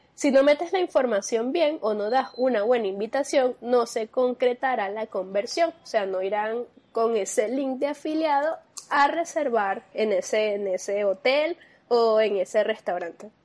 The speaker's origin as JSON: {"language": "Spanish", "country": "Venezuela", "said": "nosotros como venezolanos"}